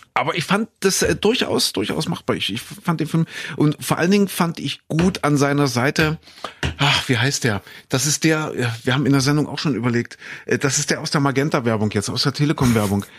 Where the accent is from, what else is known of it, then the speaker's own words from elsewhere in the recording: Köthen, Saxony-Anhalt, Germany; Ich komme ja aus Kuhköthen in Sachsen-Anhalt